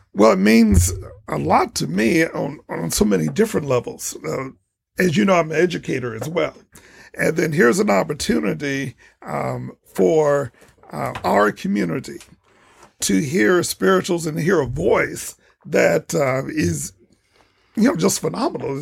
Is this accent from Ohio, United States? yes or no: yes; Toledo, Ohio, United States; I'm from Toledo and I went to Scott High School. I graduated from Scott High School